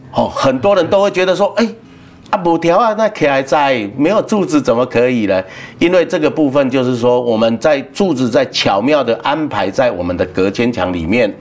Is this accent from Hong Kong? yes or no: no; Yunlin County, Taiwan; moved away; also born or lived in Taipei / Taichung; 像我们云林人啊，出来外面工作啊